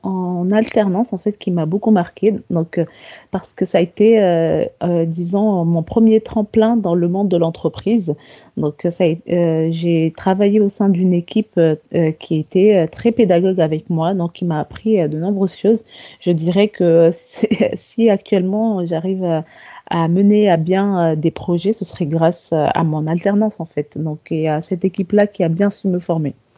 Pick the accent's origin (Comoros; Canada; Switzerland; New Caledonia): Comoros; moved away as an adult; now in France; je viens des îles Comores, en fait. Donc, euh, je suis venue en France après l'obtention de mon bac scientifique.